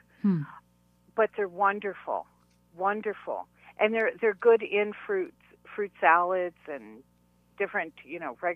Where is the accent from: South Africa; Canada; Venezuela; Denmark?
Canada; Ontario; I'm from Ontario